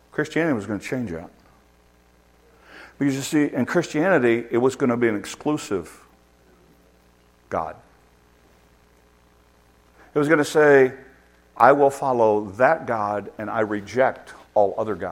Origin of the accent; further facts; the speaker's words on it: United States; we're Americans and we're in an American culture